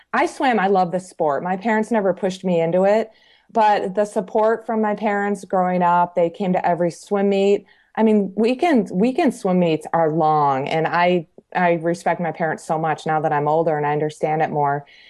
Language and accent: English; Michigan, United States; also born or lived in Colorado; now in Georgia, United States; I'm originally from Michigan, moved to Colorado in 1995. So I was in Colorado for 21 years.